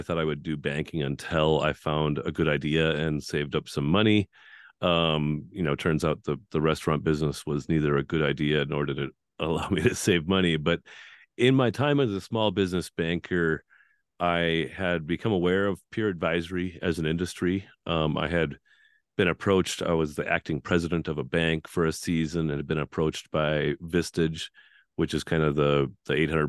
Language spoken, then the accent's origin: English; North Dakota, United States; I was born and raised in Central North Dakota, graduated with a class of five